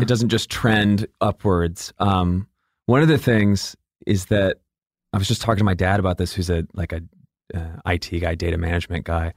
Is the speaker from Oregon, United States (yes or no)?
no; Atlanta, Georgia, United States; also born or lived in Michigan; from, uh, Michigan, and then I grew up in Atlanta